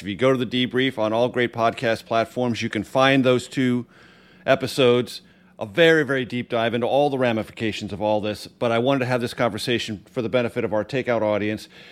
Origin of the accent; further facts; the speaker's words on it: California, United States; moved away; I grew up in California